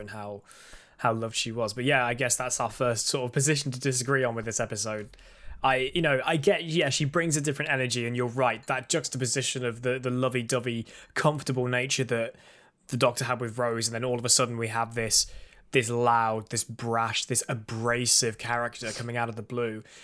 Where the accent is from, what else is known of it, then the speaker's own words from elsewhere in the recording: United Kingdom; I'm British.